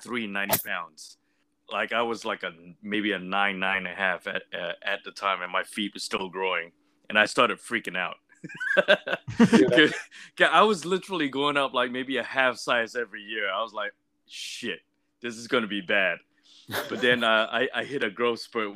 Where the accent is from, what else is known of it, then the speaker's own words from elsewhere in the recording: Singapore; moved away; Grew up in Singapore.